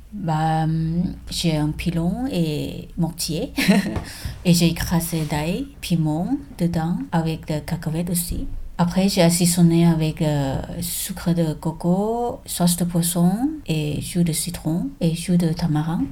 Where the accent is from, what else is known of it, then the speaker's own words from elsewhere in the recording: Bangkok, Thailand; French is a second language; moved away as an adult; now in Toulouse, France; Je suis née à Bangkok. Je suis venue ici euh, il y a 13 ans